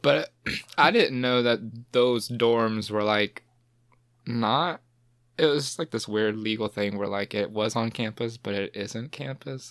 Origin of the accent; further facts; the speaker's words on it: Midway, Georgia, United States; now in Savannah, United States; I grew up in Midway